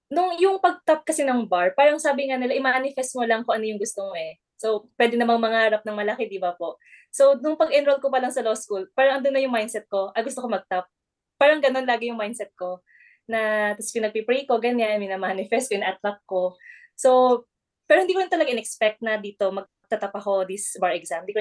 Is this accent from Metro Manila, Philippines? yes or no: no; Ilocos Region, Philippines; Sa province ko yan ha, sa province, sa Pangasinan.